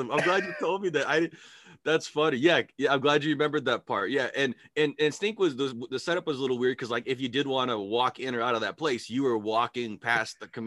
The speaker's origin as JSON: {"language": "English", "region": "California", "country": "United States", "tie": "born or raised there", "lives_now": "Idaho, United States", "said": "I grew up in California."}